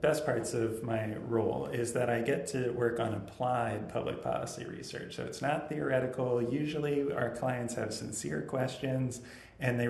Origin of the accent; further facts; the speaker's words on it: Northern Virginia, United States; now in Richmond, United States; growing up, I'm from Northern Virginia.